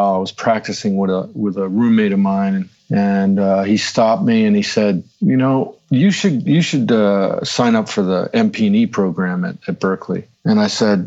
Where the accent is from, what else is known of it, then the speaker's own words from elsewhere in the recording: outside of Providence, Rhode Island, United States; moved away as an adult; also born or lived in Boston, Massachusetts / New York; I grew up outside of Providence, Rhode Island.